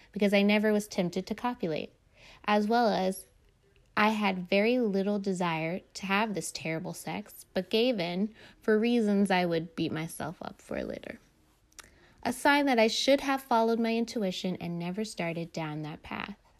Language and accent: English; North Carolina, United States; moved away as an adult; also born or lived in Phoenix, Arizona; I just moved back to North Carolina, my home state, from Phoenix, Arizona